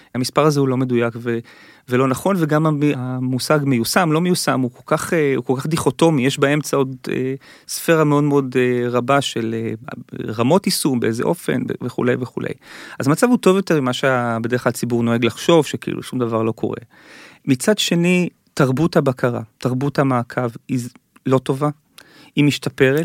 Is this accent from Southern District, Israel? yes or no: no; Givatayim, Tel Aviv District, Israel; כשאני גדלתי בגבעתיים